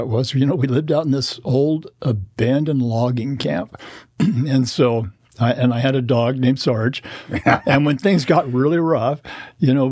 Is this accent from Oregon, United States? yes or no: yes; Corvallis, Oregon, United States; I was born in Corvallis, Oregon, a native Oregonian